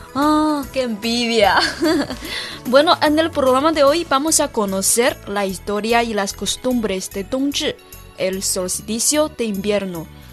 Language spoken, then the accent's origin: Spanish; Sichuan, China; Spanish is a second language; moved away; Desde mi pueblo natal, Sichuan.